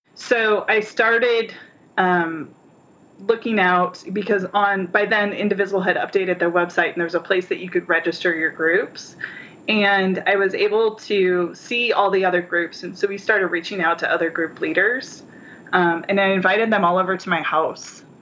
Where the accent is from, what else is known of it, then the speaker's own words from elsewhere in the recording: between Minnesota and Nebraska, Midwest, United States; now in Phoenix, United States; I was raised in the Midwest in between Minnesota and Nebraska